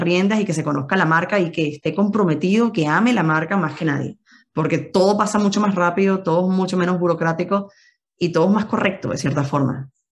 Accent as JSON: {"language": "Spanish", "country": "Venezuela", "moved": "as an adult", "lives_now": "Madrid, Spain", "said": "somos venezolanos, que queremos llevar a Venezuela a todos lados"}